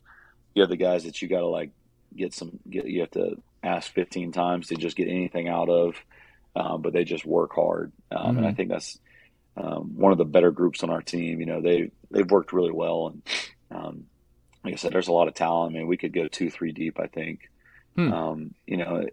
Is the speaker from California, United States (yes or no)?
no; Warner Robins, Georgia, United States; now in Roswell, United States; when I grew up in Warner Robins, Georgia